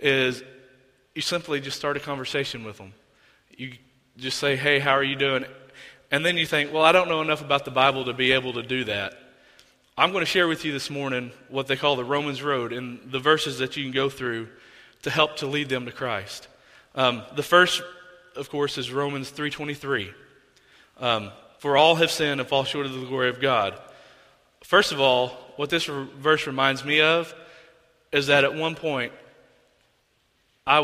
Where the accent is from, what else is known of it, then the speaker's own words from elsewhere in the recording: Oklahoma, United States; I'm from Oklahoma